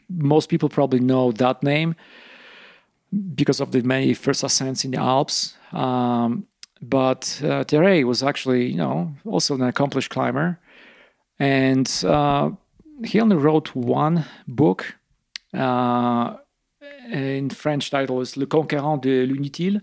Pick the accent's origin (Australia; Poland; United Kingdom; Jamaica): Poland; eastern Poland; English is a second language; moved away as an adult; now in Rifle, United States; I'm from eastern Poland, like smaller, smaller city.